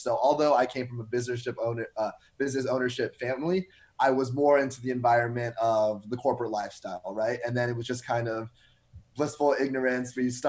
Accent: West Coast, United States; moved away; I'm originally from the West Coast

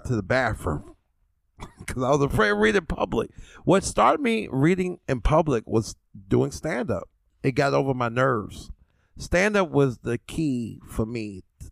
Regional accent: New York City, New York, United States; growing up in Brooklyn

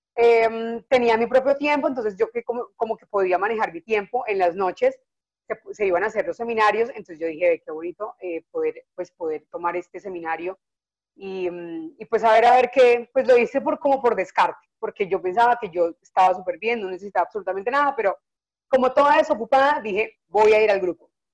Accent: Neiva, Huila, Colombia; moved away as an adult; also born or lived in Bogotá; yo me fui de Neiva, yo soy de Neiva, entonces me fui de Neiva a estudiar a cocinar en Bogotá

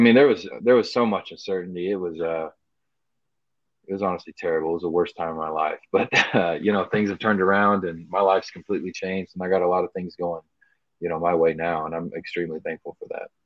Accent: Dallas, Texas, United States; as a kid growing up in Dallas

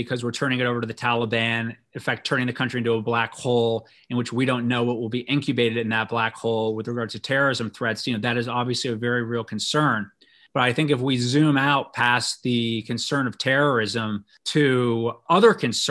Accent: United States; we as Americans

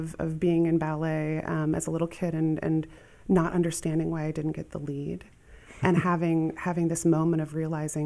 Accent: Asbury, Iowa, United States; I grew up right outside Dubuque in Asbury, Iowa

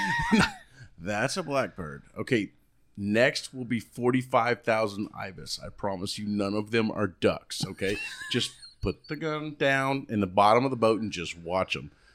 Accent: Key West, Florida, United States; moved away as an adult; I grew up in the Florida Keys, and I was born down in Key West. I'm a natural, I'm a real conk.

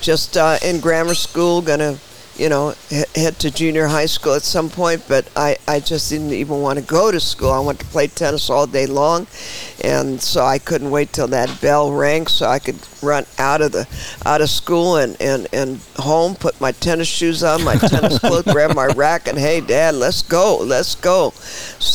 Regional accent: San Francisco, California, United States; Born and raised in San Francisco.

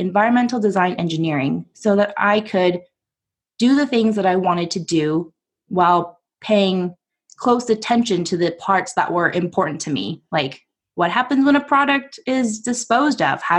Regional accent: Portland, United States; I'm from Portland

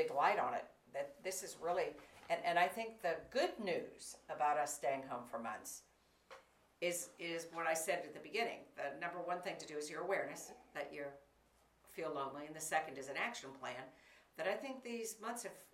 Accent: Florida, United States; I grew up in Florida

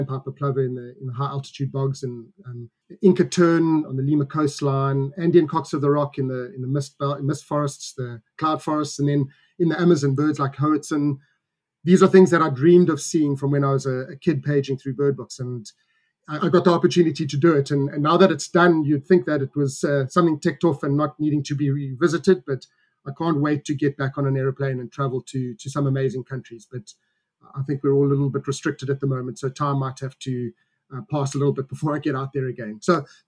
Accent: South Africa; we as South African birders

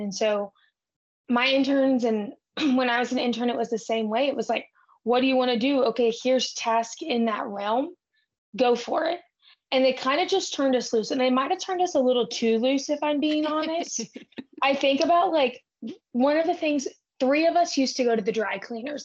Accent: Brackettville, Texas, United States; now in Fort Worth, United States; I'm from South Texas and my family ranches

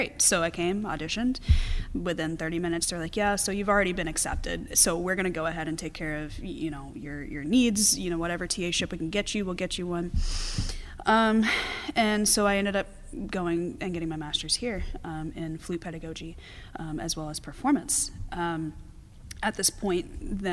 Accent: Mobile, Alabama, United States; moved away as an adult; also born or lived in Manhattan, New York; now in Madison, United States; I ended up moving when I was about 3 or 4 years old to Alabama. So I grew up there and went through the Mobile Public School System there, elementary, middle, and high

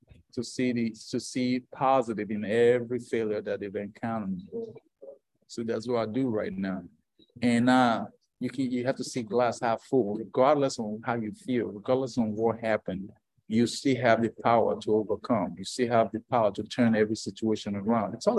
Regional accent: Nigeria; I was born in Africa, born in Nigeria, and born out of wedlock

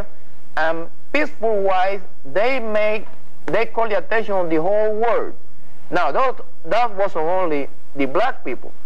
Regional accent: Puerto Rico; English is a second language; moved away as an adult; I'm from Puerto Rico.

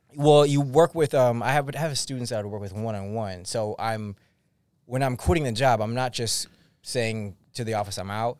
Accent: Massachusetts, United States; I'm from Massachusetts

